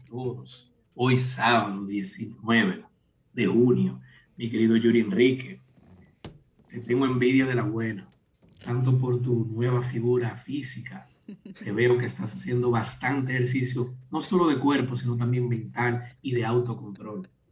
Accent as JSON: {"language": "Spanish", "town": "Santo Domingo", "region": "Distrito Nacional", "country": "Dominican Republic", "tie": "born or raised there", "also_born_or_lived": "Villa Francisca", "said": "yo me crié la mayor parte de mi niñez en Julieta, pero no nací allá, eh, también Villa Francisca"}